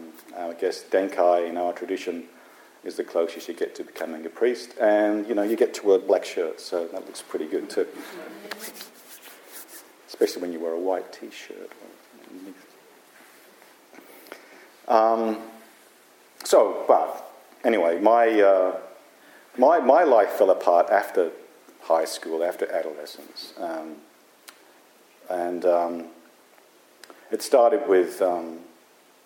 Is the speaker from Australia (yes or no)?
yes; Wollongong, New South Wales, Australia; this little town where I grew up in Australia called Wollongong, which is near Sydney